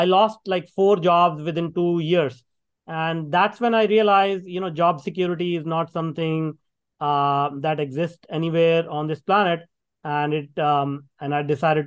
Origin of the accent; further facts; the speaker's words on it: India; moved away as an adult; now in Canada; I grew up in India working in a factory for $2 a day